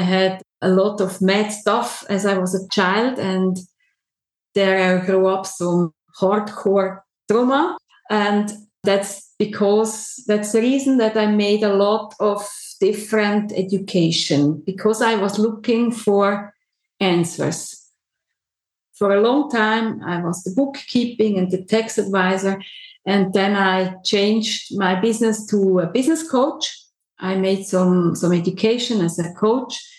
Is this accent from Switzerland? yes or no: yes; Switzerland; I'm a, a, typical Swiss woman. I'm born here and I lived my whole life in Switzerland